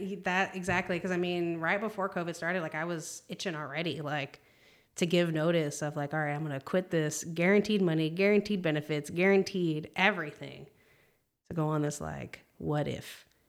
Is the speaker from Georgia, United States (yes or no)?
no; Palm Springs, California, United States; moved away as an adult; now in Texas, United States; moved out to Texas from California, 'cause I'm originally from California.